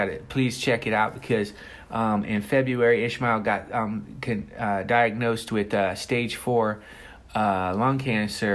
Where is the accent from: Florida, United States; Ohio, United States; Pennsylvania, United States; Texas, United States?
Ohio, United States; Covington; moved away as an adult; now in Los Angeles, United States; I grew up in Covington, Ohio. I now live in Los Angeles, California